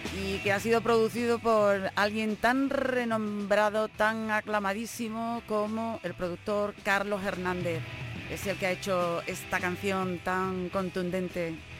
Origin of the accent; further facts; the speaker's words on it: Granada, Andalusia, Spain; nuestra tierra, desde Granada